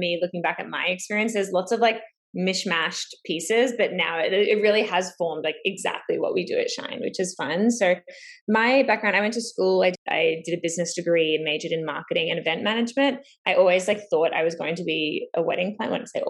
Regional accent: Melbourne, Victoria, Australia; also born or lived in Los Angeles; now in Toronto, Canada; I am originally from Melbourne, Australia, currently in Toronto

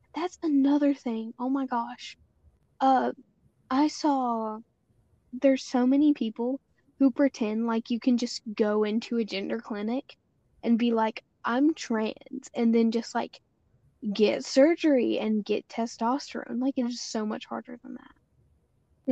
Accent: United States; we as American citizens and white people

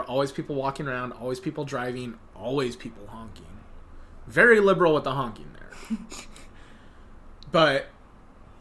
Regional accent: United States; we're from America

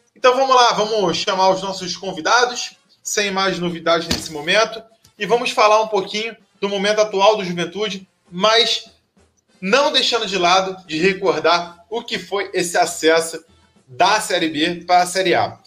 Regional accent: Rio de Janeiro, Brazil; eu sou do Rio de Janeiro, eu não sou do Rio Grande do Sul

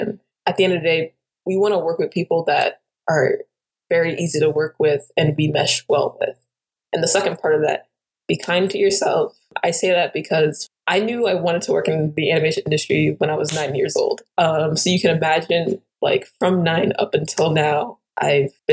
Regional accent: New York, United States; I'm from New York

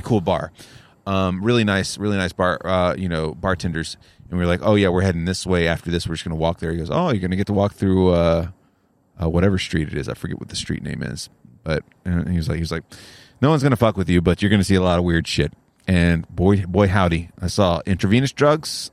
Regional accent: Oconee County, Georgia, United States; We grew up in Oconee County

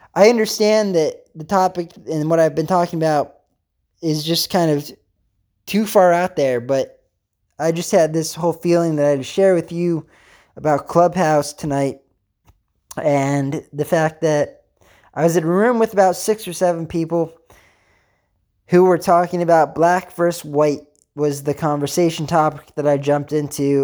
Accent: Pennsylvania, United States; I'm actually from Pennsylvania

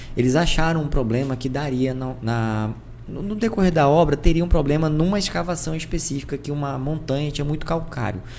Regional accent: Porto Velho, Rondônia, Brazil; eu era de Porto Velho

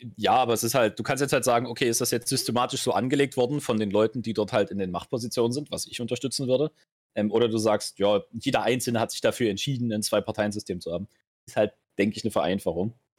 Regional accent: Germany; bei uns in Deutschland

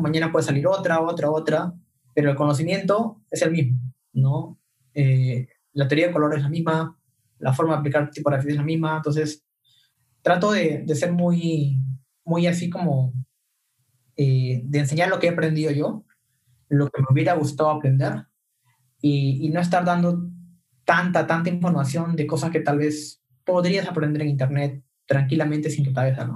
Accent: Peru; somos cinco peruanos

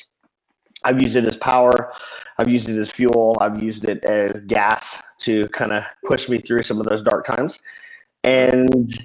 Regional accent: Salt Lake City, Utah, United States; moved away as an adult; also born or lived in Phoenix; I was born and raised in Salt Lake City

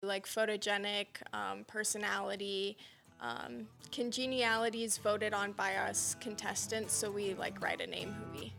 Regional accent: Wyola, Montana, United States; also born or lived in Sheridan, Wyoming; I was fortunate enough to be raised on my family's cattle ranch, actually in Wyola, Montana

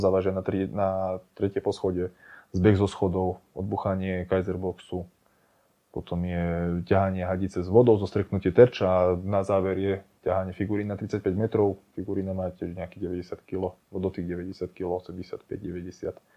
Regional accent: Spišské Bystré, Prešov Region, Slovakia; Spiske Bystre

